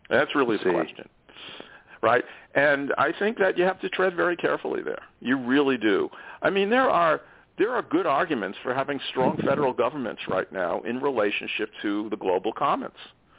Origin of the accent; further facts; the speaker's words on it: New York City, New York, United States; born there; I was born in New York City to Russian Jewish immigrants. I greatly value my Jewish heritage, although I'm a very secular Jew, and I'm more comfortable with people from that background.